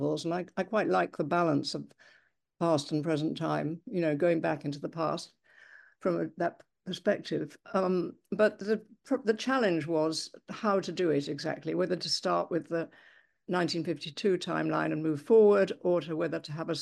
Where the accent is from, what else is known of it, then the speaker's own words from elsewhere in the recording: England, United Kingdom; now in United States; I've lived in the United States for quite a long time now, and I'm English originally.